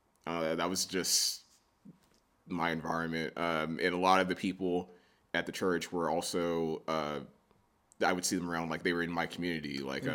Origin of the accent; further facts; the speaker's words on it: Abilene, Texas, United States; also born or lived in San Angelo, Texas; I grew up in Abilene, Texas.